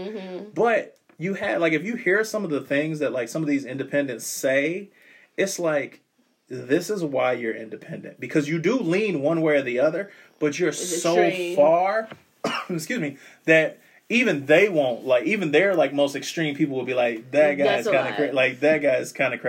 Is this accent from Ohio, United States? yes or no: yes; Ohio, United States; we're from Ohio.